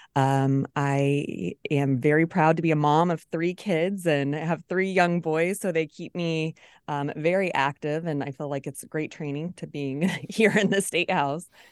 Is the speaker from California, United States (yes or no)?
no; Smithville, Missouri, United States; I'm from Clay County. I went to Smithville, um, Public Schools, K twelve